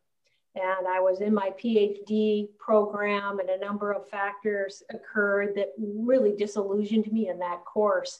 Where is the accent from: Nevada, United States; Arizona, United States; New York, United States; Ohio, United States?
Ohio, United States; Columbus; moved away as an adult; I'm originally from Columbus, Ohio